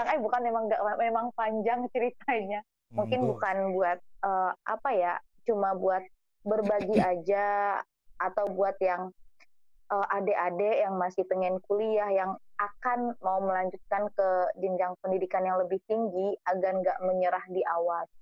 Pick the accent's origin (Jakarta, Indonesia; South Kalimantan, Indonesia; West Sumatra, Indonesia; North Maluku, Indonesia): West Sumatra, Indonesia; Padusunan; born there; Nah, saya sendiri juga lahir di Padusunan dan bagi saya pribadi bahasa Inggris itu adalah ibaratnya jangankan bahasa Inggris, bahasa Minangnya aja masih banyak yang belum diketahui